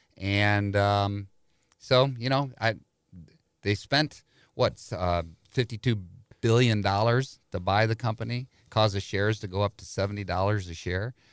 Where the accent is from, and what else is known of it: St. Louis, Missouri, United States; born or raised there